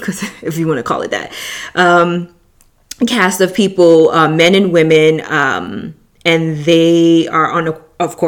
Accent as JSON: {"language": "English", "town": "New York City", "region": "New York", "country": "United States", "tie": "born or raised there", "moved": "as an adult", "said": "I'm originally from New York. So when you've been born and raised in a city like"}